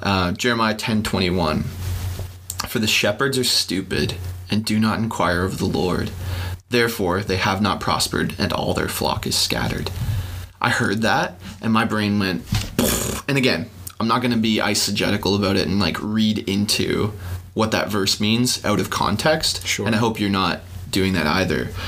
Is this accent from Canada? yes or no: yes; Canada; We're Canadian